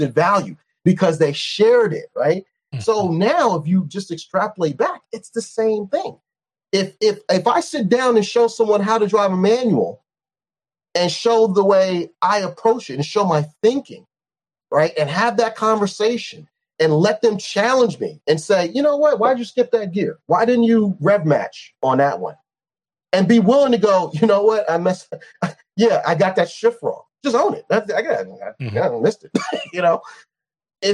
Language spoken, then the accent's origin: English; New York, United States; I'm a New Yorker